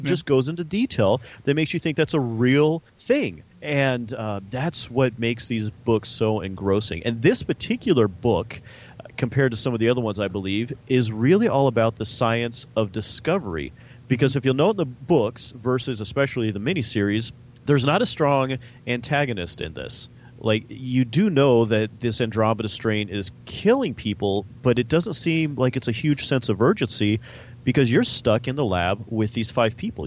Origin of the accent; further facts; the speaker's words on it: Arizona, United States; we're both from Arizona